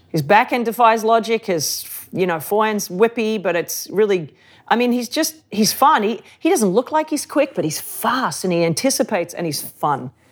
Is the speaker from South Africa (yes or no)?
no; Sydney, New South Wales, Australia; I grew up in Sydney, um, the beaches of Sydney.